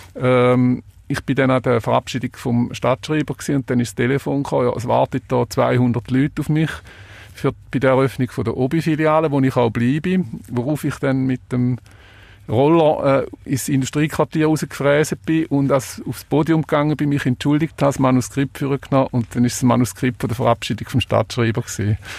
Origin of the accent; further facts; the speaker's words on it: Switzerland; bei uns in der Schweiz